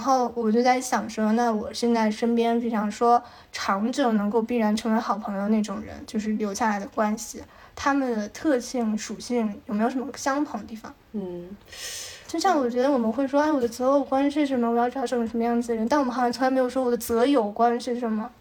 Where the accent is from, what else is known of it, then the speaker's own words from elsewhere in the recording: Shanghai, China; moved away as an adult; also born or lived in northern China / United States / Taiwan / Beijing; 我是生在北方的，比较小的时候就，呃，去上海开始生活